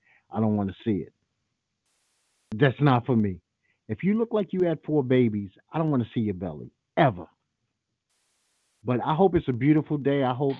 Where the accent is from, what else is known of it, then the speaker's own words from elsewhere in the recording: Trinidad & Tobago; No, I'm not from Jamaica. My wife is straightening out in a second. I'm from Trinidad, dumbass.